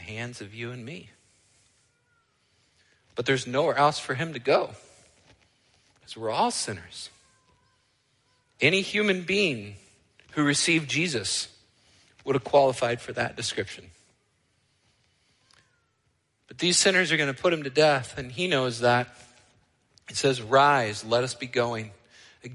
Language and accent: English; United States; also born or lived in Canada; I am an American, so that's my culture